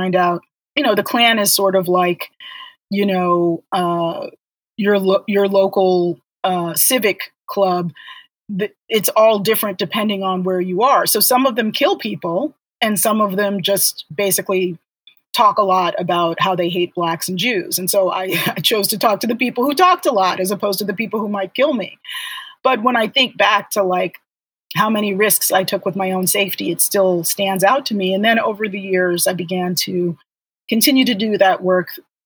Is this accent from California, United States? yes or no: no; Baltimore, Maryland, United States; eventually really growing up in Baltimore